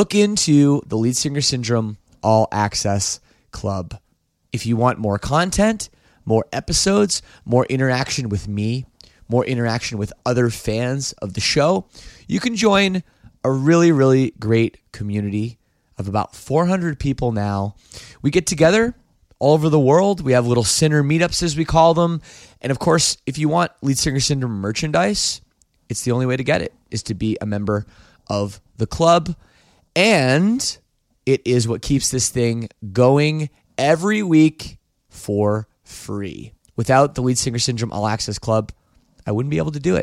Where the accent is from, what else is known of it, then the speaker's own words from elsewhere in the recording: Oakville, Ontario, Canada; I'm Canadian. I grew up just outside, well, in Oakville, Ontario, just outside Toronto.